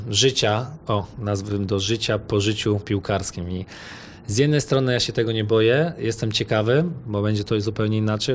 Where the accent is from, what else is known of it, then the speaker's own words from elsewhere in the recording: Poland; moved away; pochodzę z Polski